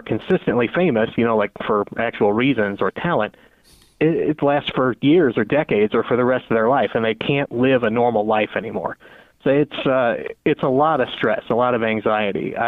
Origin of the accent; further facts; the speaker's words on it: Granite City, Illinois, United States; you're from Granite City, Illinois